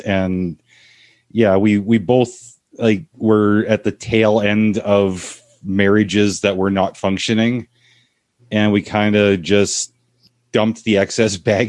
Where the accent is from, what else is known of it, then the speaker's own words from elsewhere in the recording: Canada; she's American, I'm Canadian